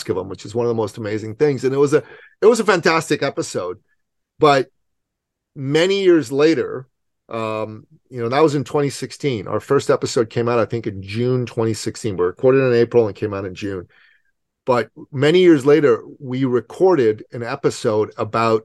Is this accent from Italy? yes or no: no; Iran; now in Canada; I'm from Iran, okay? So I don't do cold. I know I live in Canada